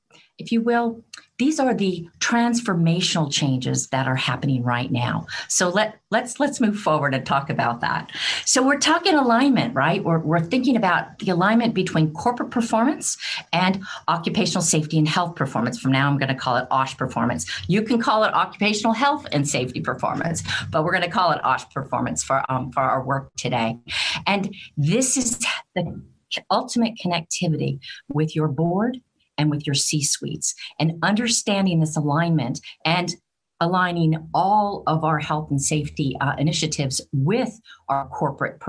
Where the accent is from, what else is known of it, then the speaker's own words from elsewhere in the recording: United States; moved away as an adult; also born or lived in United Kingdom; my accent will tell you that I am from the United States